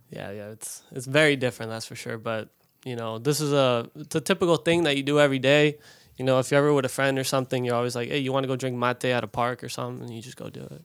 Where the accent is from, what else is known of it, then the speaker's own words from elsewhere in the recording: Colorado, United States; also born or lived in Tampa, Florida; I grew up in Colorado